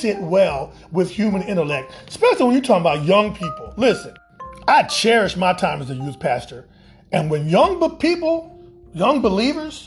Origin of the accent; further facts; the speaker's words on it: Omaha, Nebraska, United States; my hometown of Omaha, Nebraska